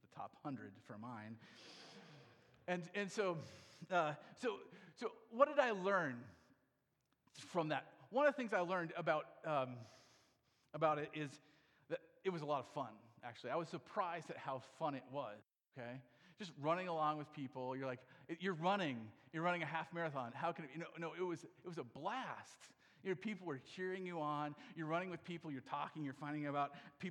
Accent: Iowa, United States; I'm from Iowa

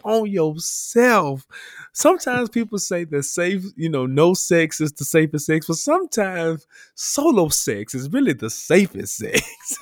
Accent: Memphis, Tennessee, United States; am very Memphis. Like, I may not be, like, your quintessential, like, Orange Mound guy

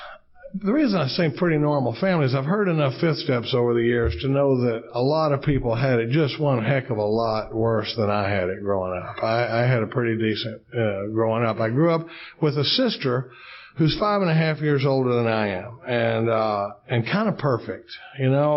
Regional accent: Dallas, Texas, United States; now in Austin, United States; I grew up in Dallas, Texas. We live in Austin, Texas now.

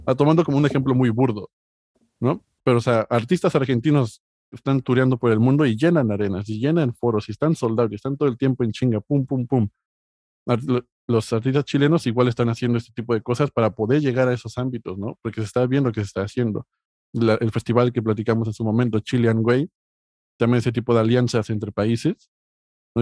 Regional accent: Mexico; now in Spain; como mexicano

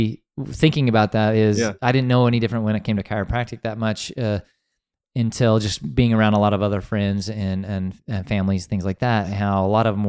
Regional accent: Wyoming, United States; Yeah, I grew up in some small towns in Wyoming, and so most of my years I grew up there. We moved around a little bit.

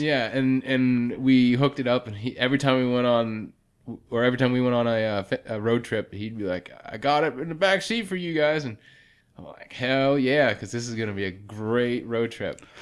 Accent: Pennsylvania, United States; accent: northern; I'm from Pennsylvania

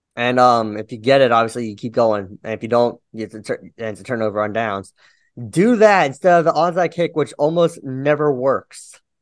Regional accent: Cincinnati, Ohio, United States; I'm from Cincinnati

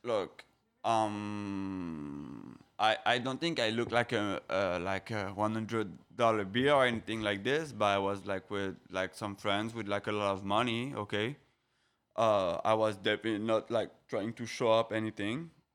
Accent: French Riviera, Provence-Alpes-Côte d'Azur, France; moved away as an adult; also born or lived in Paris, France; now in Miami, United States; I'm from Paris. Um, I'm from Paris, of course, okay. Uh, I was born there, uh, but I've been raised in the south of France too, the French Riviera.

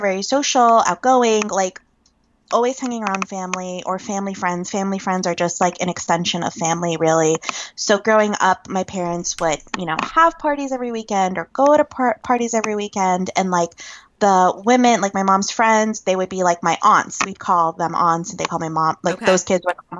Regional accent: Northern Virginia, United States; where I was growing up in Northern Virginia

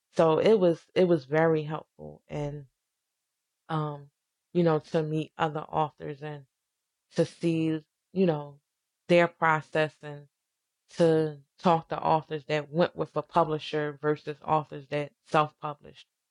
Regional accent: Philadelphia, Pennsylvania, United States; I grew up in Southwest

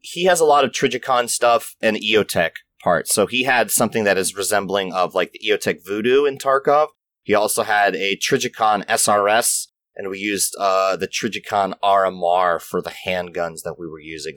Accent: Maryland, United States; moved away as an adult; also born or lived in Florida; I grew up in Maryland, just outside of Baltimore and DC

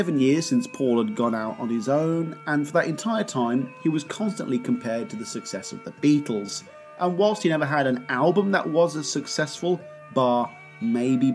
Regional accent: England, United Kingdom; I'm English

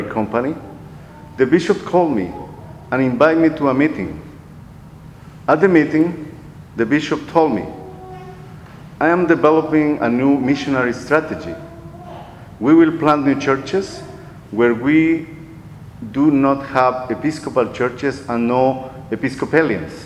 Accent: Guatemala; moved away as an adult; also born or lived in Costa Rica; now in Texas, United States; I was born in Guatemala, but I am also a Costa Rican

